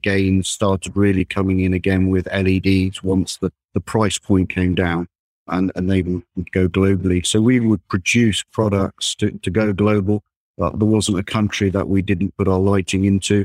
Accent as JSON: {"language": "English", "area": "Derbyshire", "region": "East Midlands", "country": "United Kingdom", "tie": "born or raised there", "also_born_or_lived": "Warminster, Wiltshire", "said": "I grew up in Derbyshire, and I did some studying down in Warminster in Wiltshire, and then moved back up to Derbyshire"}